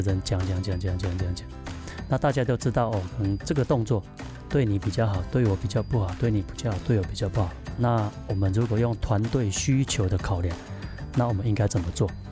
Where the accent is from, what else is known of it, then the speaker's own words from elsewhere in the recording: Taiwan; 回到我的家乡